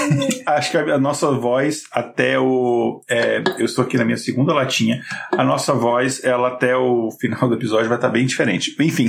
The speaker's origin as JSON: {"language": "Portuguese", "town": "Brasília", "region": "Federal District", "country": "Brazil", "also_born_or_lived": "Minas Gerais", "accent": "brasiliense", "said": "o meu sotaque brasiliense"}